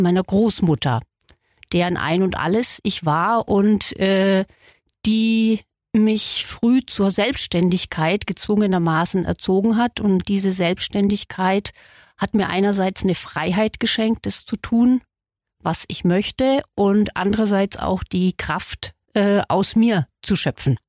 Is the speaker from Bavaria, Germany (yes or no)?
yes; Solnhofen, Bavaria, Germany; Ich bin in einem Dorf in Mittelfranken aufgewachsen, in Sollenhofen im Altmühltal